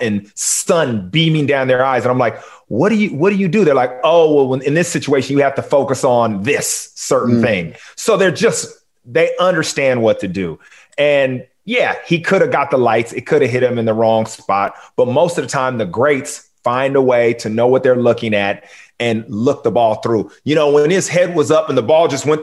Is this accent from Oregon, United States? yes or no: no; Long Beach, California, United States; Long Beach, where I'm from